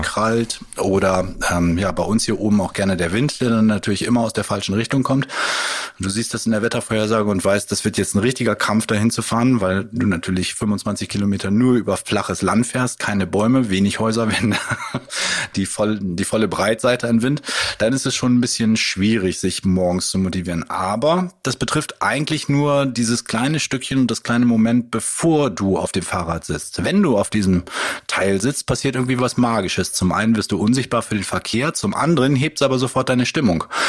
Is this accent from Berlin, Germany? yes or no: no; Bad Zwischenahn, Lower Saxony, Germany; moved away as an adult; now in Jever, Germany; ich komme eigentlich aus dem Bereich Ammerland, bei Zwischenahn